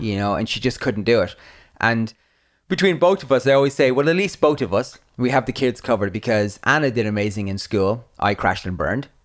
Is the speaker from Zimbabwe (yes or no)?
no; Ireland; I grew up in Ireland, in the eighties